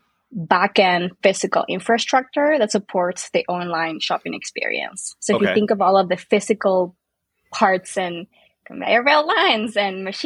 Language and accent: English; Northwest Argentina, Argentina; moved away as an adult; also born or lived in Boston, United States; now in United States; I'm originally from Argentina, grew up there in a small town, northwest part of the country, very warm year round by the mountains.